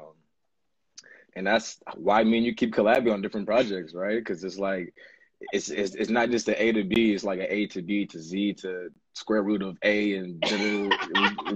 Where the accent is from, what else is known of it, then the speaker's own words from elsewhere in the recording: Seattle, Washington, United States; I come from Seattle